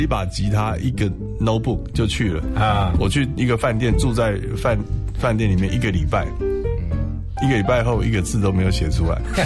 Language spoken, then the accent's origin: Chinese; Taichung, Taiwan; moved away; 我是台中人啊，所以我要回去台中办一场